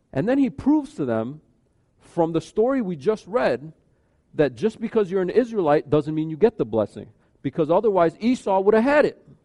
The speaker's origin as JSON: {"language": "English", "country": "United States", "tie": "born or raised there", "said": "we grew up in America."}